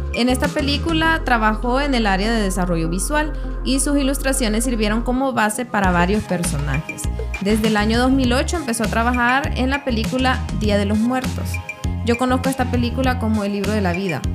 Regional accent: El Salvador; salvadoreña, soy salvadoreña y soy ajolotada

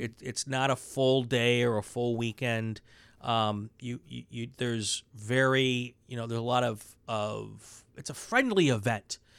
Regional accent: Wisconsin, United States; now in California, United States; I'm from Wisconsin

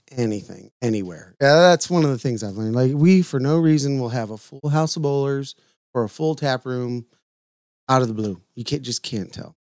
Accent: Lorain, Ohio, United States; moved away; also born or lived in Red Lion, Pennsylvania; a bar that I grew up in in Lorraine, Ohio. Um, maybe a mile and a half from my house

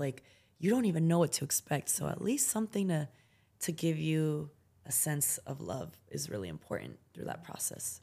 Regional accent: United States; also born or lived in San Francisco, California; I grew up in the United States of America, in a city, and that was really wealthy in the town we lived

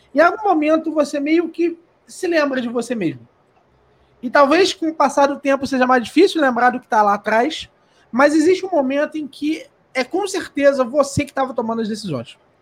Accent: Rio de Janeiro, Brazil; eu, por exemplo, nasci no Rio de Janeiro. E eu sou uma criança no Rio de Janeiro

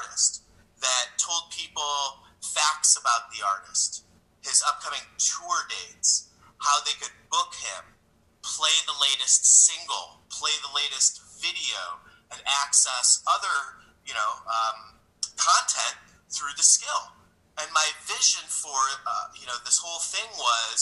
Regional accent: St. Louis, Missouri, United States; I'm from St. Louis

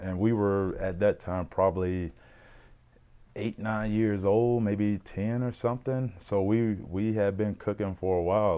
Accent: Mississippi, United States; moved away as an adult; now in Regina, Canada; growing up in Mississippi

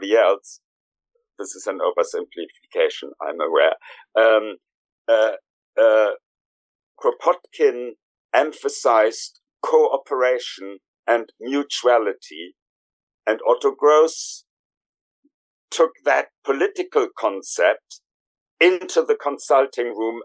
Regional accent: Germany; moved away as an adult; now in London, United Kingdom; I was born originally in Germany, and in my late 20s, early 30s, I emigrated into this country

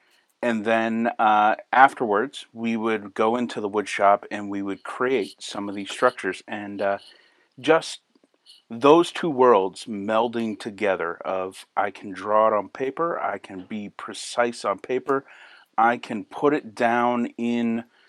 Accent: Manchester, New Hampshire, United States; also born or lived in Maine; I grew up in New Hampshire in a small town of Manchester, New Hampshire, and in there, I knew nothing of woodworking. We journeyed all the way to the backwoods of Maine. My family moved around in my childhood a whole lot.

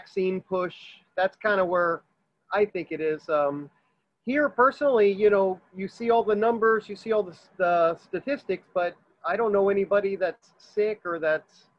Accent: Miami, Florida, United States; I was born here in Miami.

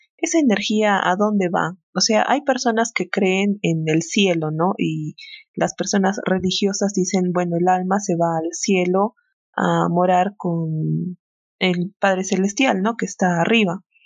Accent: Peru; nosotros somos de Perú

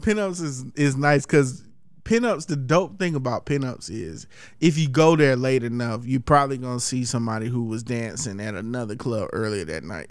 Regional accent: Columbus, Georgia, United States; my hometown, Columbus, Georgia

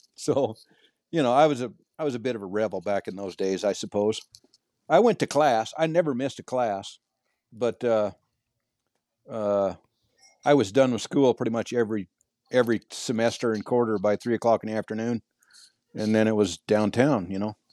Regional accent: Montana, United States; I was born and raised in Montana

